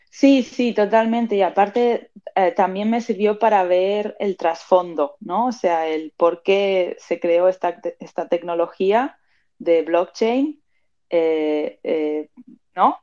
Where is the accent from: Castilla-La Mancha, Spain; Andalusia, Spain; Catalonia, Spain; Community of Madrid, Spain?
Community of Madrid, Spain; Madrid; also born or lived in Argentina; now in Barcelona, Spain; nací en Argentina, pero me crié en Madrid, en España, y ahora mismo estoy viviendo en Barcelona.